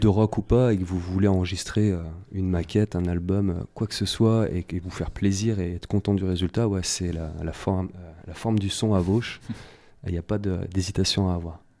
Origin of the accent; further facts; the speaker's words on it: Saint-Étienne, Auvergne-Rhône-Alpes, France; j'ai pris quelques cours dans la MJC de mon quartier. moi, j'étais de Terre-Noire, un quartier de saint etienne